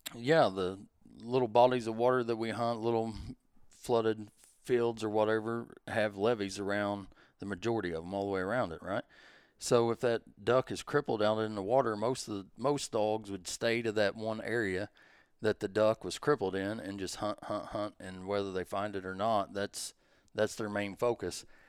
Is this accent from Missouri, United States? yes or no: yes; Advance, Missouri, United States; I'm from Southeast Missouri, little bitty town called Advance.